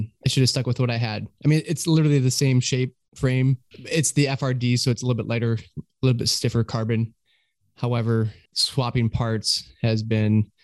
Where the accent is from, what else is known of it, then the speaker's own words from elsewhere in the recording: Michigan, United States; now in Nashville, United States; I'm from Michigan.